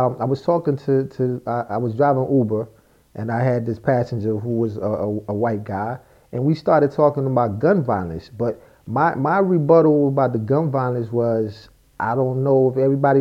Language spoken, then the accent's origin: English; United States; I'm from Brooklyn, New Jersey